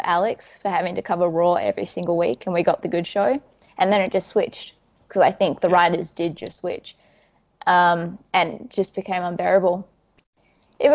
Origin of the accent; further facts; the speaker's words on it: Perth, Western Australia, Australia; moved away as an adult; also born or lived in Sydney; now in Perth, Australia; I grew up in Perth. That's where most of my family are.